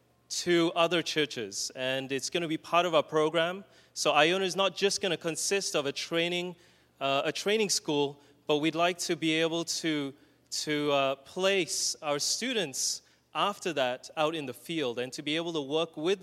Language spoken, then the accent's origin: English; Australia; moved away; My brother and I, we come from Australia